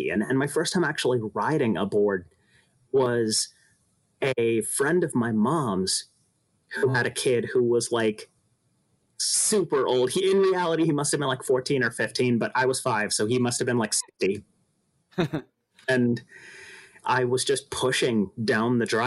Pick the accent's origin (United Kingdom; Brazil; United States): United States; Los Angeles, California; I am from Los Angeles, California